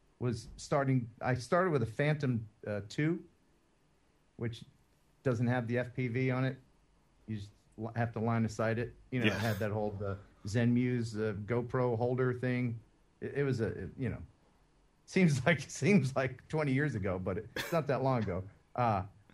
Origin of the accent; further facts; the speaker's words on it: Philadelphia, Pennsylvania, United States; also born or lived in West Tennessee; now in Tennessee, United States; I'm not from Tennessee. I'm originally from Philadelphia.